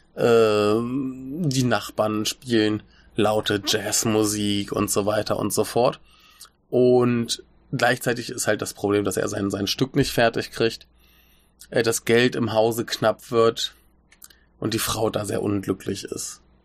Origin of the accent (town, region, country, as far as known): Germany